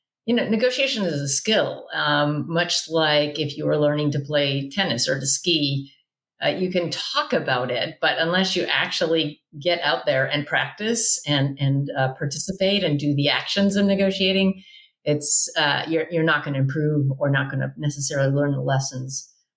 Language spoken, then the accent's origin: English; Midwest, United States; born there; also born or lived in South; now in California, United States; I live in California, but I was born in the Midwest and I've lived in the South.